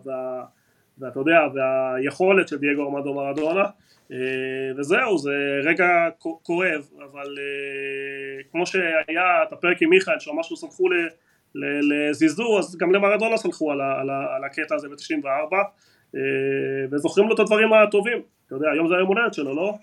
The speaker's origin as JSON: {"language": "Hebrew", "country": "Argentina", "tie": "born or raised there", "moved": "yes", "lives_now": "Israel", "said": "נולדתי בארגנטינה"}